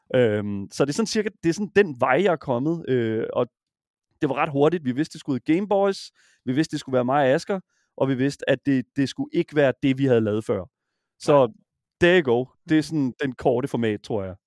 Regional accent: Horsens, Central Denmark Region, Denmark; jeg er fra Horsens, jeg kommer fra Horsens

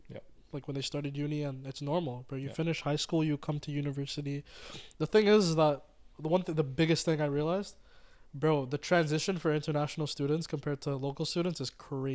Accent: Mauritius; sorry guys, I'm from Mauritius, just putting that out there.

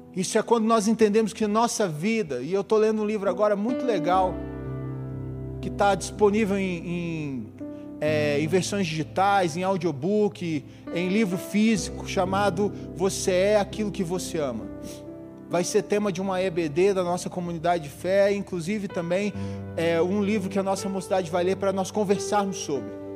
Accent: Dourados, Mato Grosso do Sul, Brazil; Eu sou de uma cidade do interior, hoje não tão interior, mas ainda é uma cidade agrícola. Sou de Dourados, Mato Grosso do Sul

